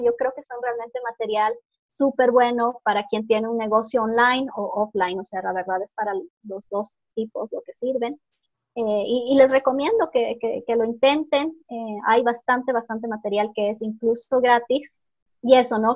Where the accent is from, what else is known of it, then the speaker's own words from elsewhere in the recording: Ecuador; moved away; also born or lived in Norway; yo soy ecuatoriana, ¿no? Y vivía en Noruega. Retorné al Ecuador hace dos meses